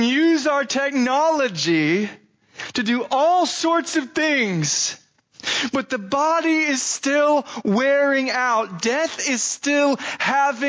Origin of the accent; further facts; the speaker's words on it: Scottsdale, Arizona, United States; my hometown, Scottsdale, Arizona